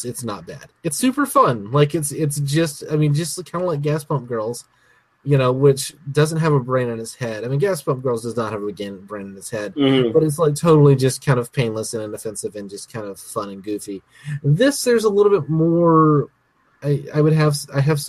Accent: Alabama, United States; I'm from Alabama

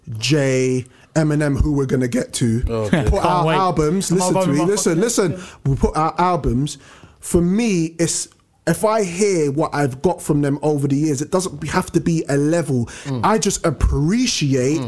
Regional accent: United Kingdom; we're from UK

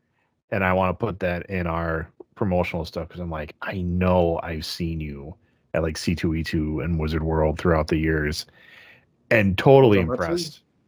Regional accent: Wisconsin, United States; I'm Wisconsin.

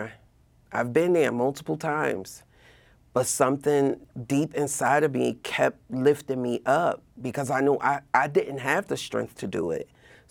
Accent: Newark, New Jersey, United States; Well, technically, I grew up in Newark, right? My parents moved to Union County quite some time ago.

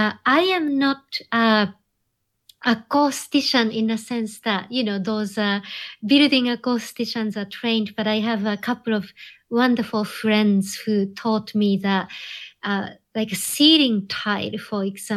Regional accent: Japan; And I think that born and raised in Japan, something about Japanese culture that tends to regard technology as an extension of nature in some way.

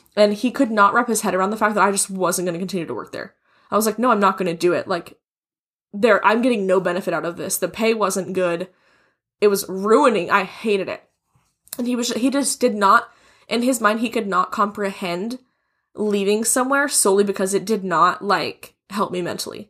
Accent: Wichita, Kansas, United States; now in Texas, United States; we're both from Wichita, Kansas, a very small place in the scheme of things.

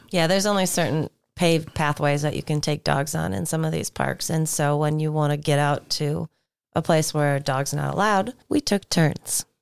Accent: Duluth, Minnesota, United States; I grew up in Duluth

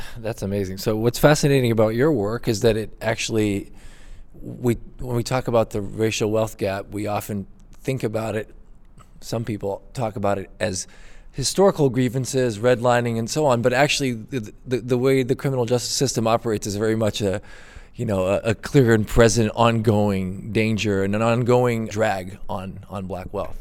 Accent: Brazil; moved away; I'm from Brazil originally

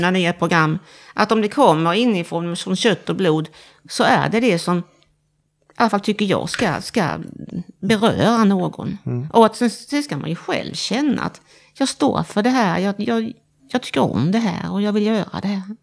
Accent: Halmstad, Halland County, Sweden; now in Växjö, Sweden; jag är från Stening i Halmstad. Eller utanför Halmstad

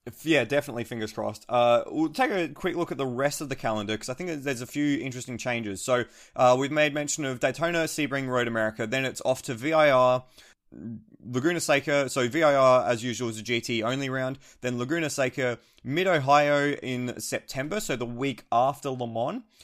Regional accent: Australia; as an Australian

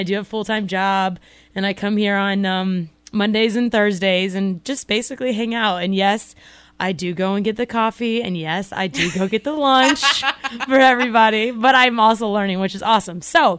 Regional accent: Florida, United States; moved away as an adult; also born or lived in Wisconsin; now in Iowa, United States; I'm from Florida, naturally, born and raised.

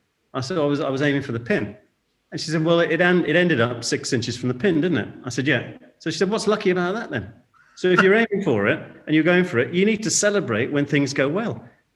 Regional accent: India; born there; also born or lived in Singapore; And I was born in India. Father was in shipping, shipbuilder in Liverpool, and then went abroad. Born in India, I came back to boarding school, and then we moved to Singapore.

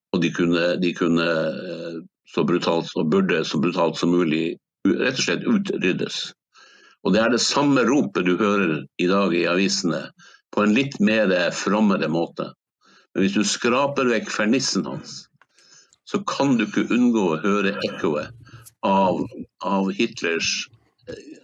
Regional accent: Hammerfest, Finnmark, Norway; en LNG-fabrikk i min hjemby Hammerfest som heter Snøhvit

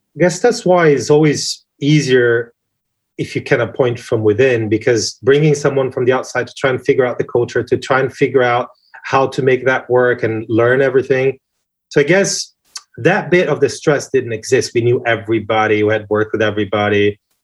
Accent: Brazil; now in United Kingdom; I'm flamboyant, big hair Brazilian guy

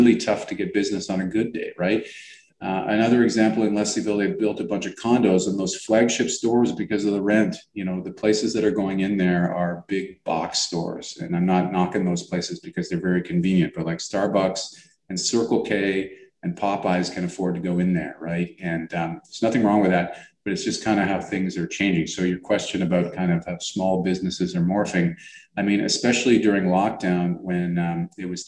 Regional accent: Toronto, Ontario, Canada; I grew up around Pape and Danforth and it used to be all Greek stores

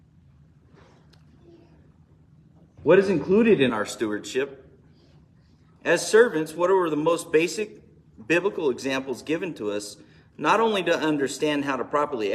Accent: Bakersfield, California, United States; I am from Bakersfield

